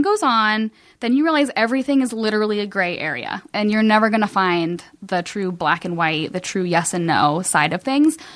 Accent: Cincinnati, Ohio, United States; moved away as an adult; also born or lived in Kentucky; now in Los Angeles, United States; I'm from Cincinnati. Um, I, like, I, Kentucky is my home, um, and I lived there the last ten years.

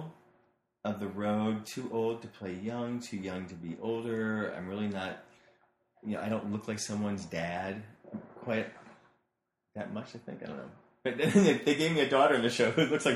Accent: St. Louis, Missouri, United States; moved away; I grew up in St. Louis, Missouri, so detached from this L.A.

